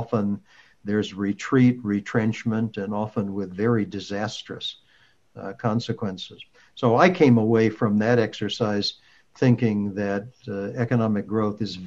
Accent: United States; as an American

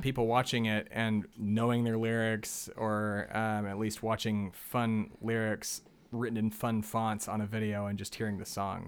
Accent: the South, United States; we're from the South

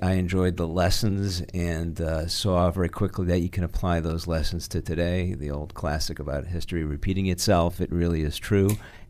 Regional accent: Detroit, Michigan, United States; also born or lived in Brooklyn, New York; now in Washington, D.C., United States; Born in Detroit, my folks divorced when I was three, moved back to Brooklyn, where my mother was from. Then my mother remarried another gentleman from Detroit, so we moved back to Detroit when I was about nine.

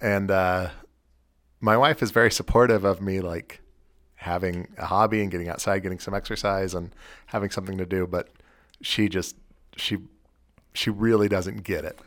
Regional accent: California, United States; now in Salt Lake City, United States; I'm from California

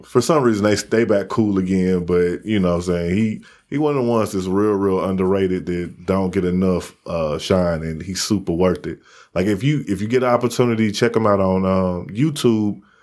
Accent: Midwest, United States; I'm from the Midwest

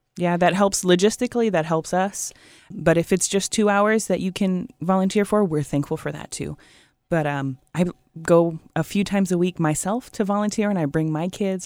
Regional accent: Portland, Oregon, United States; now in Puget Sound area, United States; I grew up in Portland

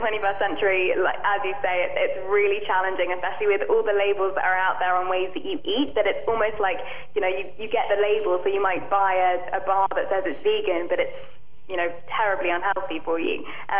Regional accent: England, United Kingdom; now in Los Angeles, United States; I was shocked coming from England to Los Angeles, the amount of sugar in everything. It's extreme in the US. I think we have a bit of a sugar ban in the UK.

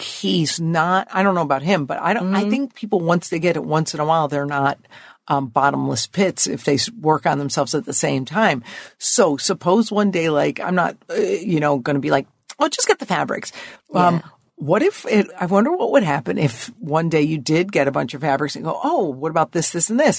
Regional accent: Connecticut, United States; Lower middle class. Um, father had a white collar ish job, mm-hmm. um, Connecticut

